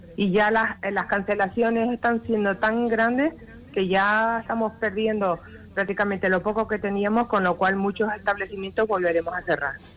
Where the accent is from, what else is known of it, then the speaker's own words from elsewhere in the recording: Canary Islands, Spain; nosotros lo que queremos, los canarios, es trabajar